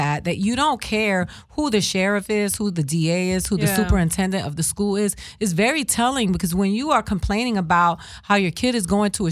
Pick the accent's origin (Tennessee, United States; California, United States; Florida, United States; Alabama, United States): Florida, United States; English is a second language; I'm from Florida